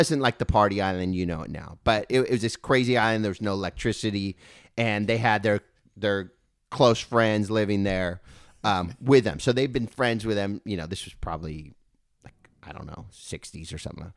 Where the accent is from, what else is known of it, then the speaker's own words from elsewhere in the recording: Thousand Oaks, California, United States; We grew up in Thousand Oaks